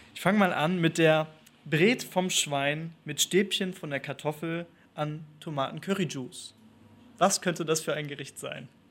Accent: Northern Germany, Germany; moved away; also born or lived in Spain; Ich komme aus Norddeutschland

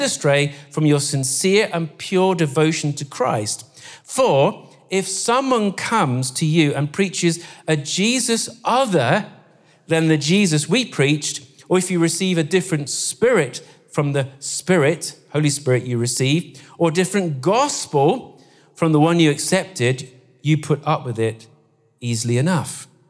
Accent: Guernsey; now in Scotland, United Kingdom; we come from Guernsey

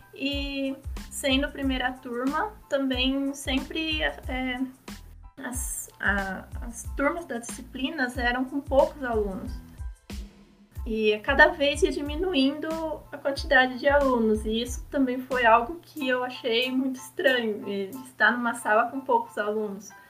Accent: interior of São Paulo, Brazil; moved away as an adult; also born or lived in Foz do Iguaçu; Porque eu sou do interior de São Paulo, eu, eu me mudei para Foto do Iguaçu

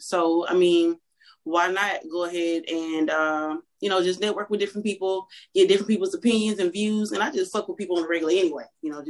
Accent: Louisiana, United States; now in Texas, United States; I'm from Louisiana.

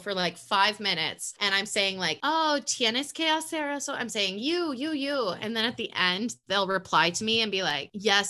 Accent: United States; I'm just American.

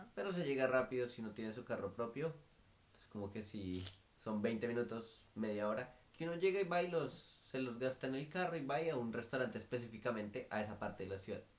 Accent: Bogotá, Colombia; moved away as an adult; now in Perth, Australia; uno ya nació con eso en Bogotá

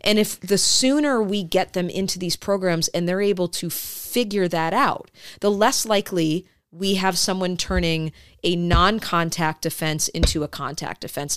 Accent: Detroit, Michigan, United States; I grew up in Detroit

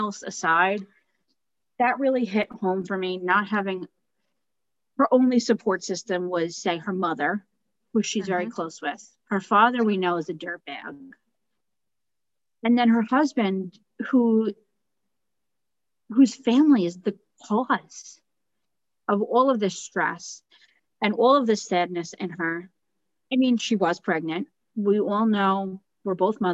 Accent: United States; As an American

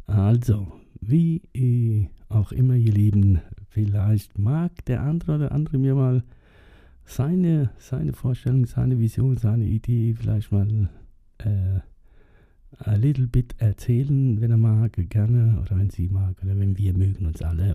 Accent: Germany; bei uns in Germany

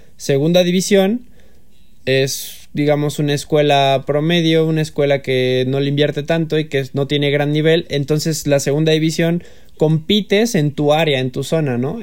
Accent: Mexico; más como mexicano

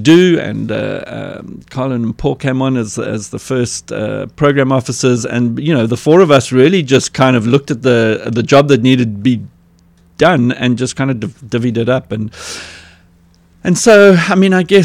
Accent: Cape Town, Western Cape, South Africa; I was born in the Mowbray Maternity Hospital and grew up in the Pinelands area, was schooled in at Westerford in Newlands, attended UCT. So a lot of my early years, my growing up years, were right here in Cape Town.

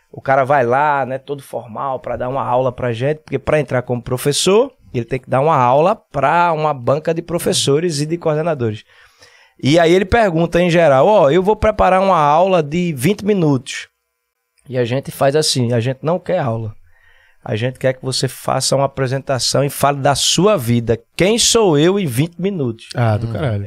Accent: Recife, Pernambuco, Brazil; Casa Amarela, aqui mesmo, pé do Morro da Conceição

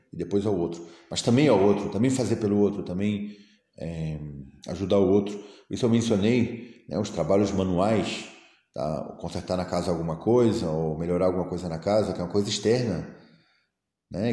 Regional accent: Brazil; moved away as an adult; eu, como brasileiro, né? fiquei, no, fiquei no Brasil. É, toda a minha infância, adolescência, começo da vida adulta

